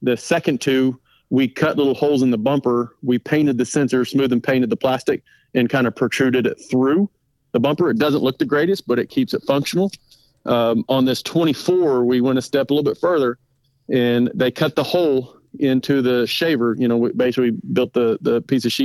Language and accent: English; Oklahoma, United States; I'm from Oklahoma